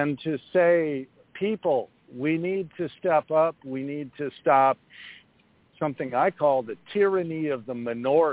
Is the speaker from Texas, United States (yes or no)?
no; Chicago, Illinois, United States; my hometown of Chicago